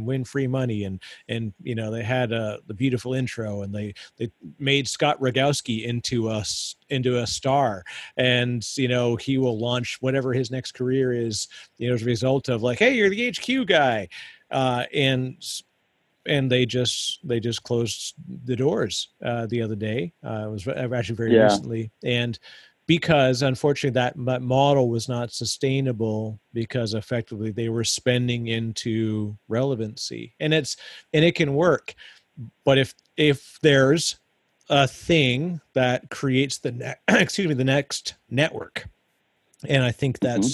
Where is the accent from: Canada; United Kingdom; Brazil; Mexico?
Canada; As a Canadian, my Canadianism still come out